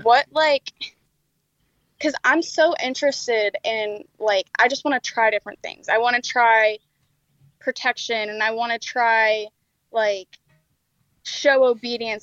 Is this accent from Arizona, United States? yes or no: no; New Jersey, United States; moved away as an adult; I'm from New Jersey